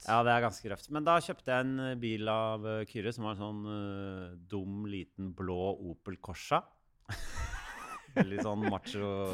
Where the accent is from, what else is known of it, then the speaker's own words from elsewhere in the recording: Oslo, Norway; opp på Bekkelaget her oppe på Ekeberg.